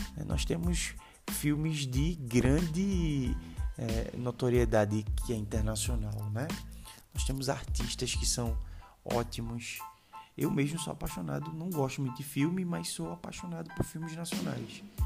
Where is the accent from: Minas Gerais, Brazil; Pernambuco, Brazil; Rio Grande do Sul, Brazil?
Pernambuco, Brazil; Recife; sou recifense. Recifense é muito bairrista